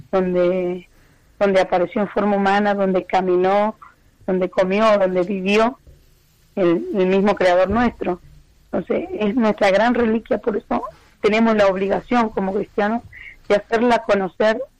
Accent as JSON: {"language": "Spanish", "country": "Argentina", "moved": "yes"}